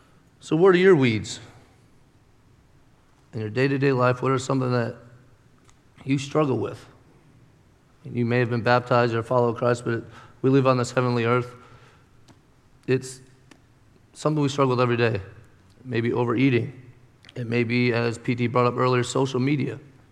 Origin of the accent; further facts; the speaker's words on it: Pennsylvania, United States; moved away; I came from Pennsylvania, where, okay, give it up. You don't have to be ashamed of Pennsylvania.